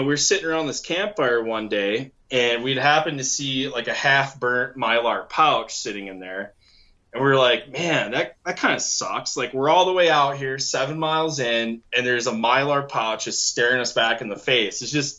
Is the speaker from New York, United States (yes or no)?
no; Michigan, United States; moved away as an adult; so I come from Michigan, moved out here in 2008, spent a year going to school, went back to Michigan, graduated in the UP.